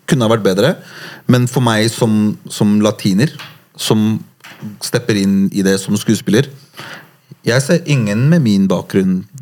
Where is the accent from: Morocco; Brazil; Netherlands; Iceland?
Morocco; now in Norway; Jeg er marokkaner